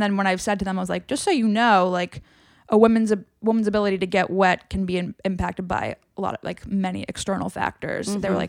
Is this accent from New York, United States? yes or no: yes; New York, United States; like growing up in New York, like you've a lot of guy friends and like, as do I.